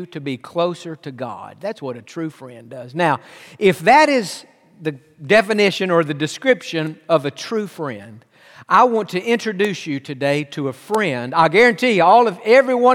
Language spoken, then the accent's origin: English; Tennessee, United States; moved away; also born or lived in Pasadena; He and I grew up together in Tennessee